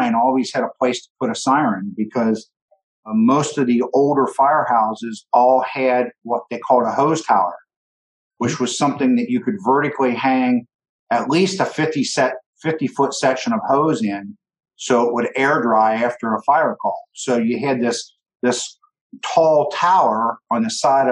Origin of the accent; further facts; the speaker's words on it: Southern Ohio, United States; I'm from Southern Ohio